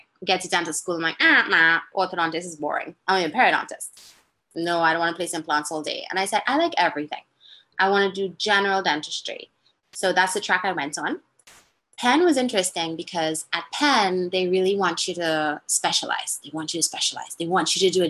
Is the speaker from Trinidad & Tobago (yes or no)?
yes; Trinidad & Tobago; moved away as an adult; also born or lived in Massachusetts; now in United States; I'm born and raised in Trinidad, Trinidad and Tobago